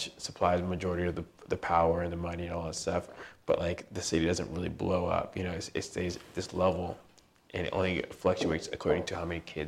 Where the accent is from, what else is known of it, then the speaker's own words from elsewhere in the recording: California, United States; I'm from Orange County, I would say.